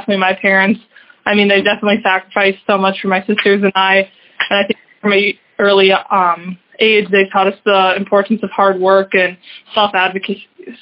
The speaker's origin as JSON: {"language": "English", "town": "Excelsior", "region": "Minnesota", "country": "United States", "tie": "born or raised there", "said": "I grew up in Excelsior, Minnesota, which is western suburbs of Minneapolis."}